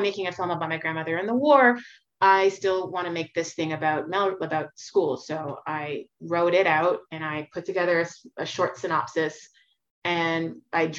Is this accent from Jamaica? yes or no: no; Montreal, Quebec, Canada; I grew up on Melrose Street in Montreal.